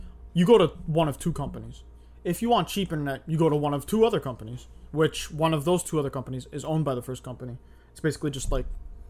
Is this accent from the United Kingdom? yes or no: no; Toronto, Ontario, Canada; born or raised there